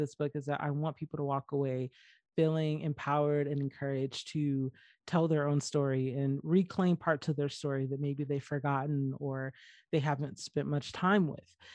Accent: Georgia, United States; moved away; where I grew up in Georgia

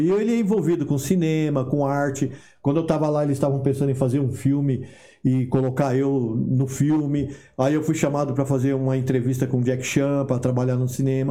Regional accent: Brazil; moved away as an adult; also born or lived in Los Angeles, United States; saí no Brasil em 93. Quando eu saí do Brasil, eu já tava com mais de 30 anos.

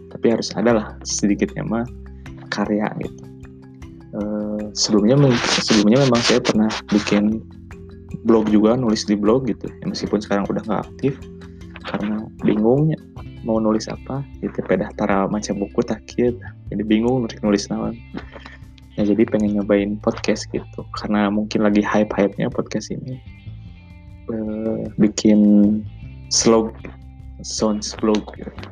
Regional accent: Bandung, West Java, Indonesia; also born or lived in Pangandaran; jadi saya lahir di Pangandaran tapi uh, besar di Bandung gitu saya dari kecil memang udah di Bandung SD SMP SMA sampai sekarang lagi kuliah semester akhir

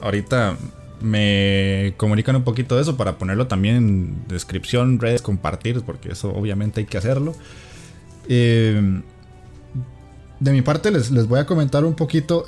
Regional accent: Costa Rica; aquí en mi país

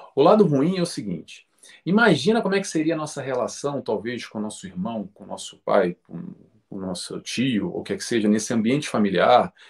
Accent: Rio de Janeiro, Brazil; nasci no Rio de Janeiro, Brasil

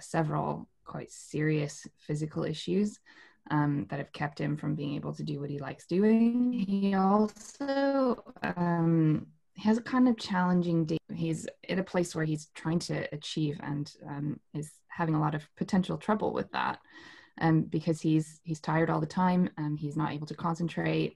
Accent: New Mexico, United States; moved away as an adult; now in United Kingdom; I'm from New Mexico originally in the United States. And I grew up there, studied dance there, and moved to the UK in 2010

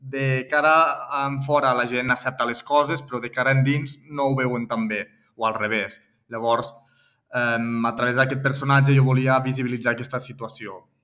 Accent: Tortosa, Catalonia, Spain; moved away as an adult; also born or lived in Barcelona / Milan, Italy; now in Maresme, Spain; jo soc de Tortosa, soc nascut a Tortosa i soc ebrenc

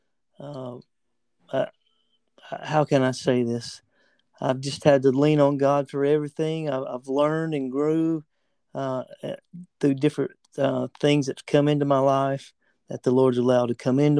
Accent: the South, United States; I'm from the South, which is very recognizable

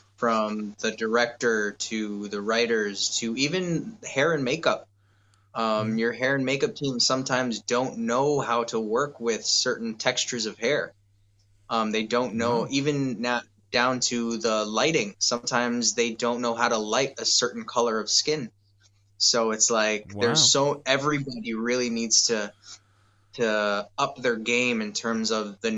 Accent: Canada; we as Canadian actors

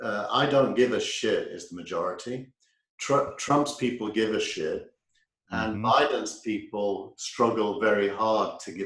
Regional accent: England, United Kingdom; moved away; My experience growing up in England

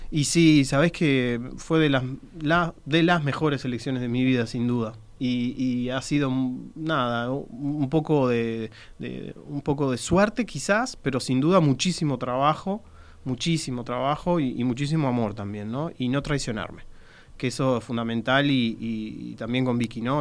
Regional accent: Uruguay; soy bien uruguayo

